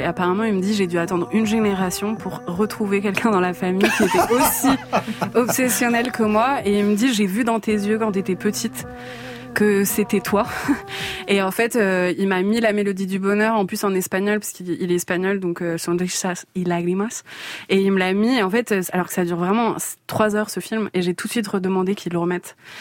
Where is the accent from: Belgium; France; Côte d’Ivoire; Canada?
France; je suis née en France